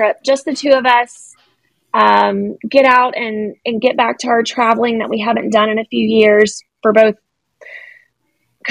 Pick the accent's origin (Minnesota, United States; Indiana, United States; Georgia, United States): Georgia, United States; Gainesville; also born or lived in Atlanta, Georgia; I was born in Gainesville, Georgia